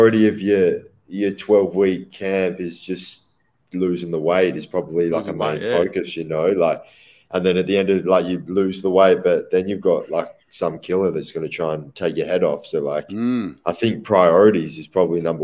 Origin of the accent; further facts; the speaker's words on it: Perth, Western Australia, Australia; in Perth, you know, if it's my hometown